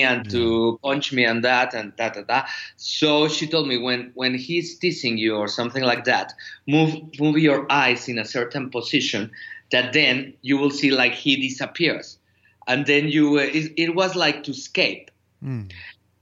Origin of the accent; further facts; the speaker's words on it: Mexico City, Mexico; I am from Mexico City